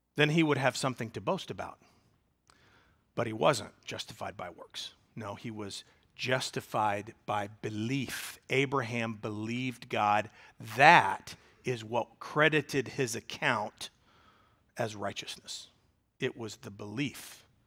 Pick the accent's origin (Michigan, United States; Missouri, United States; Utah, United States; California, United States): Missouri, United States; Springfield; also born or lived in Mobile, Alabama; I was raised in Springfield, Missouri, 'cause I moved there in, when I was two